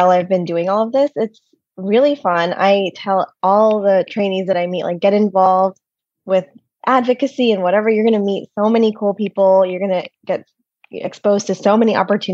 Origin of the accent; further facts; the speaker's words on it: Michigan, United States; moved away as an adult; also born or lived in Boston; now in New York City, United States; I grew up in Michigan in the middle of nowhere